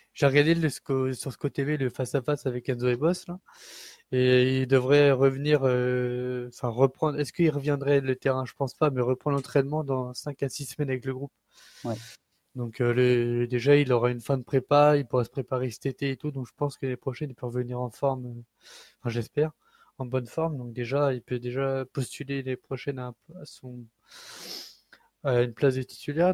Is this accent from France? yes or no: yes; Le Mans, Pays de la Loire, France; de base je suis Manso, je suis né au Mans